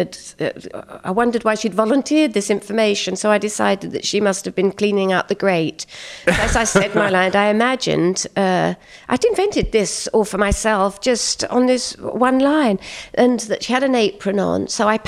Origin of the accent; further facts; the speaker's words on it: Kent, South East England, United Kingdom; I grew up in Kent in England